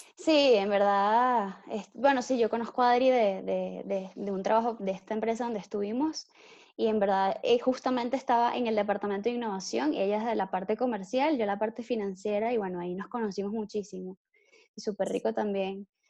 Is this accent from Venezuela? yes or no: yes; Caracas, Capital District, Venezuela; Soy de Caracas, Venezuela